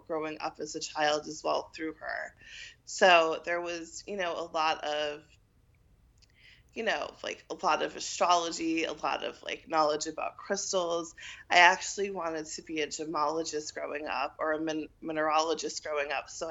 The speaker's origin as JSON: {"language": "English", "town": "New York City", "region": "New York", "country": "United States", "tie": "born or raised there", "also_born_or_lived": "Washington, D.C.", "moved": "as an adult", "said": "Born and raised in New York City."}